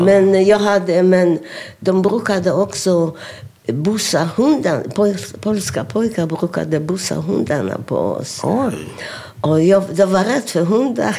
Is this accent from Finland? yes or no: no; Sosnowiec, Silesian Voivodeship, Poland; Swedish is a second language; also born or lived in Oświęcim; now in Sweden; jag föddes i Oświęcim. Mm. Och 1932 flyttade vi till Sosnowiec.